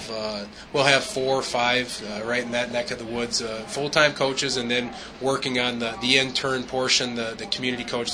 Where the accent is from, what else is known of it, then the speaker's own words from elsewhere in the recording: Minnesota, United States; I grew up in Minnesota.